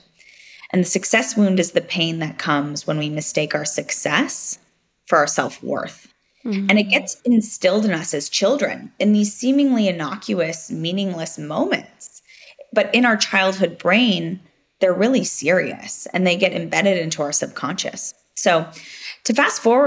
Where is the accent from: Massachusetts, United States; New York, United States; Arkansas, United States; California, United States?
California, United States; Silicon Valley; I grew up in Silicon Valley before it was Silicon Valley as we know it today